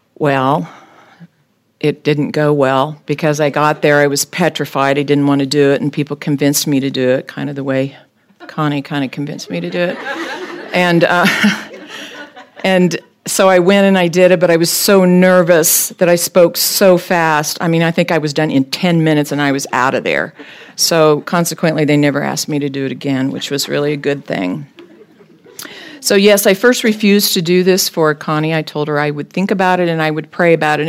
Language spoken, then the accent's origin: English; Topeka, Kansas, United States; I was born and raised in Topeka